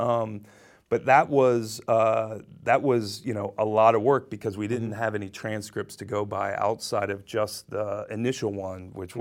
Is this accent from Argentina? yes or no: no; Ohio, United States; now in New York, United States; I was born in Ohio